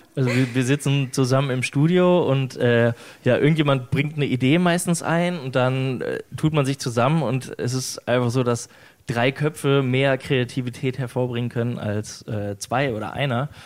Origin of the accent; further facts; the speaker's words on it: West Germany, Germany; Ich komme aus, aus Westdeutschland